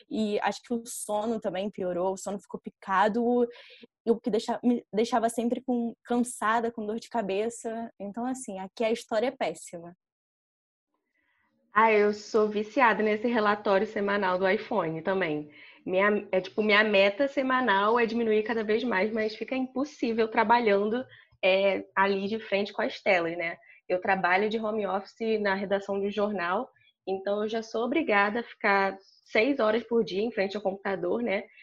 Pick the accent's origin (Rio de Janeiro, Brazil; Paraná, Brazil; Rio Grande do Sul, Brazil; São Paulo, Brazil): Rio de Janeiro, Brazil; eu tenho 23 anos e eu sempre fui criada na Tijuca, também na zona norte do Rio.